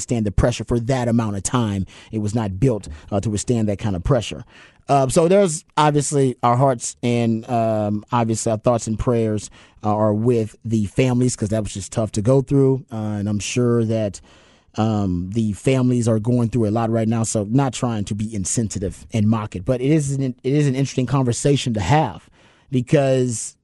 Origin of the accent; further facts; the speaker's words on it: Houston, Texas, United States; I went to Houston Lamar, but I'm from South Park